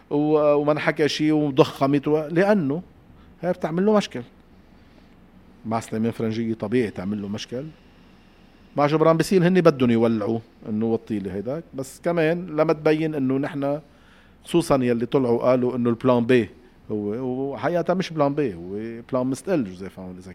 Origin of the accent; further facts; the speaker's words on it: Palestine; also born or lived in Syria; أنا فلسطينية سورية بدي أشوف وين رايحة